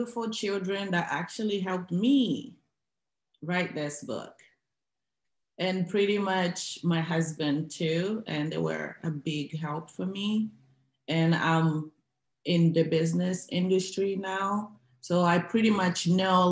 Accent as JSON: {"language": "English", "country": "Angola", "moved": "yes", "lives_now": "United States"}